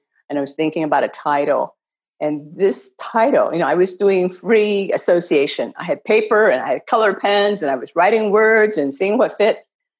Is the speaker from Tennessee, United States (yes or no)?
no; Ohio, United States; moved away; also born or lived in China / Beijing, China; I think Ohio was a great place. You know, it's friendly and it's the West. I always think of myself as being a Midwesterner.